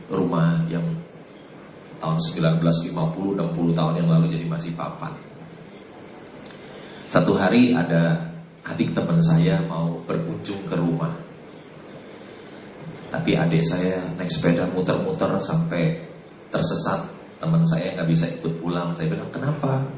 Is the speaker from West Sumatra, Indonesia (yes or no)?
no; Jakarta, Indonesia; Saya eh, lahir di Jakarta 56 tahun yang lalu.